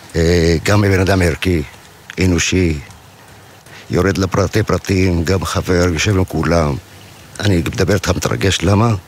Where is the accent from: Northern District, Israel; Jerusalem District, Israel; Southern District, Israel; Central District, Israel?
Southern District, Israel; גדלתי פה